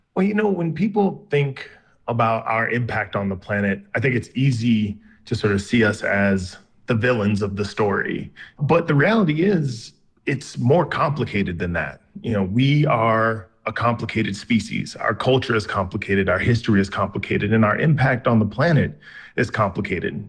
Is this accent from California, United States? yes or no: no; South Carolina, United States; I was raised in the South, uh, in South Carolina.